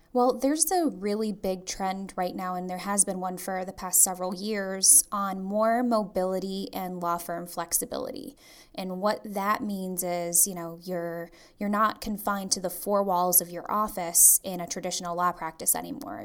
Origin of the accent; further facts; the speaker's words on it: Trinidad & Tobago; moved away; a law firm in Trinidad, which is my home country.